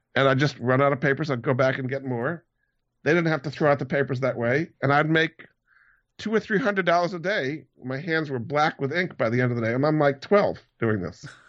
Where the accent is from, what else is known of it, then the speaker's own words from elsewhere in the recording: Hyannis, Massachusetts, United States; also born or lived in Rhode Island; I grew up in Hyannis on Cape Cod, so I I was on the sailing team